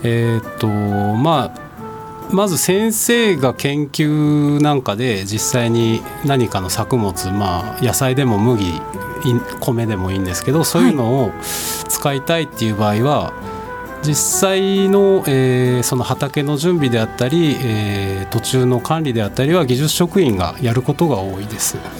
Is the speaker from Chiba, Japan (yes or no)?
no; Karatsu, Saga, Japan; moved away as an adult; now in Tokyo, Japan; 出身は佐賀県の唐津市です